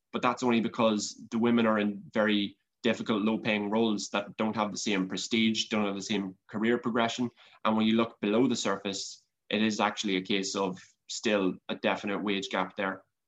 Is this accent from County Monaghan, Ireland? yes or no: yes; County Monaghan, Ireland; looking at my own county, County Monaghan